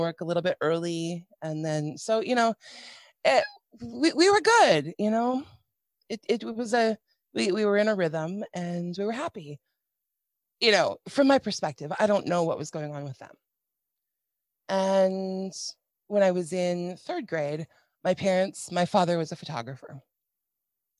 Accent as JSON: {"language": "English", "region": "Minnesota", "country": "United States", "tie": "born or raised there", "said": "So we lived in a Midwestern town in Minnesota. I'm from Minnesota"}